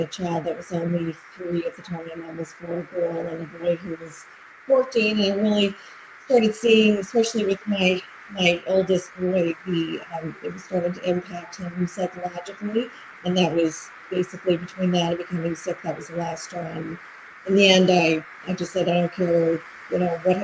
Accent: Halifax, Nova Scotia, Canada; I'm from Halifax, Nova Scotia in Canada

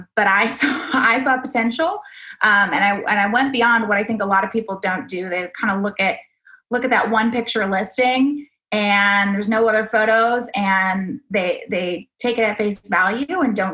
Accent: Austin, Texas, United States; I grew up in Austin, moved away for a while of college and spent some time in other Texas cities. But I came back

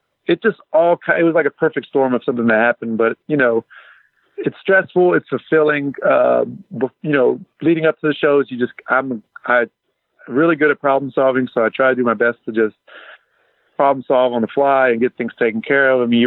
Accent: Abilene, Texas, United States; I grew up in Abilene as a big wrestling fan.

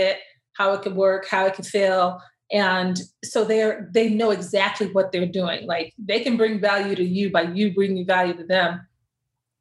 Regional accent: Austin, Texas, United States; born and raised in Austin, Texas, and all my family's in Dallas

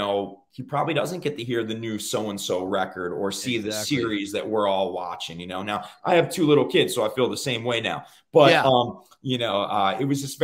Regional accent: Cape May, New Jersey, United States; moved away; Born and raised in South Jersey, Cape May, New Jersey, where I was born

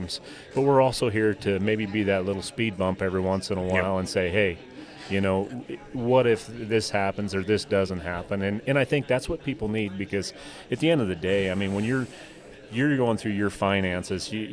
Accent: between Buffalo and Gillette, northeastern Wyoming, United States; moved away as an adult; also born or lived in Bozeman, Montana; now in White Sulphur Springs, United States; I grew up in Wyoming, originally northeastern Wyoming, between Buffalo and Gillette.

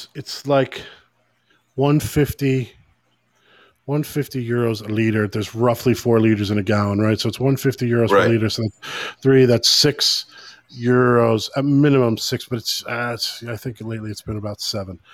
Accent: United States; now in Dublin, Ireland; being the American here in Ireland

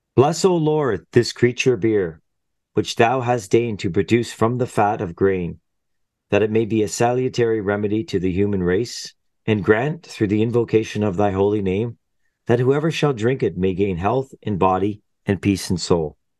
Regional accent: Canada

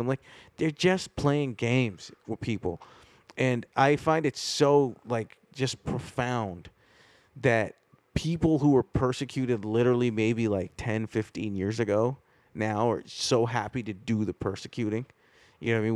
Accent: Canada; It's just this is what the country that I grew up in. Like I'm about as Canadian as the next kid.

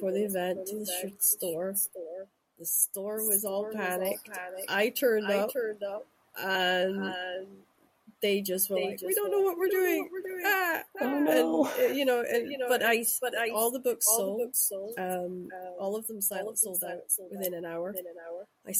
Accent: Shetland, Scotland, United Kingdom; also born or lived in Aberdeen; now in Glasgow, United Kingdom; I grew up in Shetland

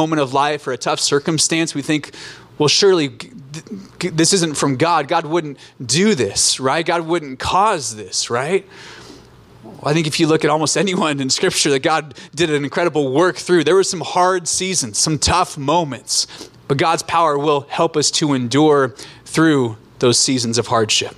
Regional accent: Alaska, United States; moved away as an adult; also born or lived in Orange County, California; I grew up in Alaska, born and raised

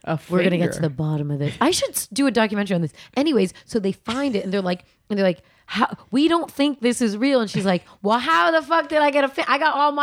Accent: the Bay Area, California, United States; I'm from the Bay, so there was a place called Streetlight Records

